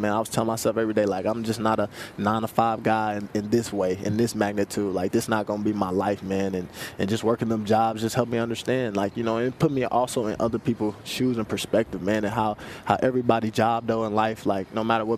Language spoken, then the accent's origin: English; Kansas City, Missouri, United States; I'm also from Kansas City, Missouri